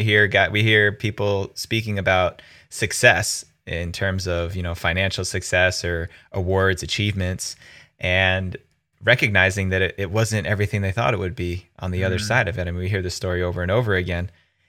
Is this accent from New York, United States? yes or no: yes; New York City, New York, United States; And I remember that time in New York City, being a New Yorker, being right across the river from where everything was happening